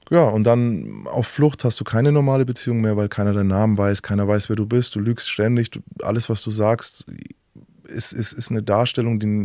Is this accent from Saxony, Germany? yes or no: no; Nuremberg, Bavaria, Germany; now in Mainz, Germany; Aus, aus Nürnberg.